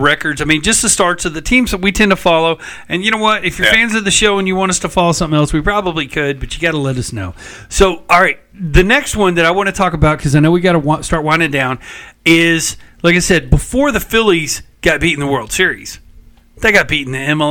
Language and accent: English; Texas, United States; We're from Texas